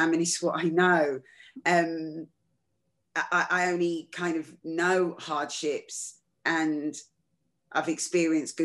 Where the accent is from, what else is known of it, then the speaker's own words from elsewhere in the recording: London, United Kingdom; I was just a normal kid growing up in London